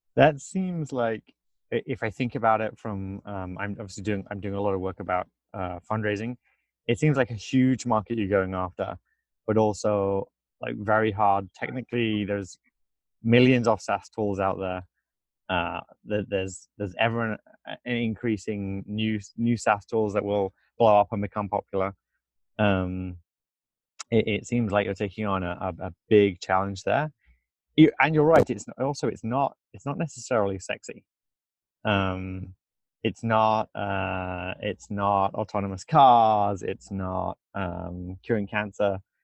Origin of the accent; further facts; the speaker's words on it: England, United Kingdom; moved away as an adult; now in United States; I'm from England